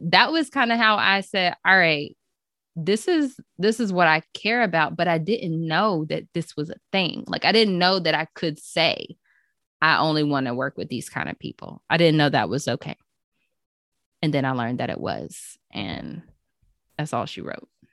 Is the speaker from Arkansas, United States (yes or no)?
no; Chapel Hill, North Carolina, United States; also born or lived in Gainesville, Florida; now in Goldsboro, United States; I am From Chapel Hill, North Carolina, home of the Tar Heels